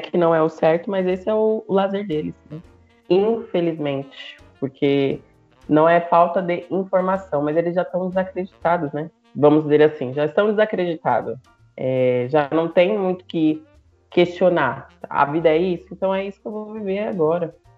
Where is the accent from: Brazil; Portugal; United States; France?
Brazil; São Paulo; eu sou de São Paulo